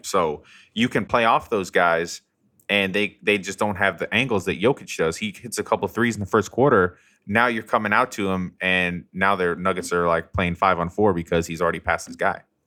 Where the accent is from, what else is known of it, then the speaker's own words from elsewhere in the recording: Colorado, United States; now in New Orleans, United States; I'm from Colorado